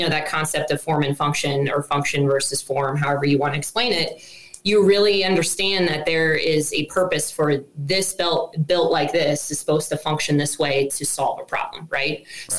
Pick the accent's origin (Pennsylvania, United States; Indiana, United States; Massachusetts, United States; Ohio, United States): Ohio, United States; Columbus; moved away; So I grew up in Columbus, Ohio. I was a city gal who had zero experience hunting and really the outdoor side.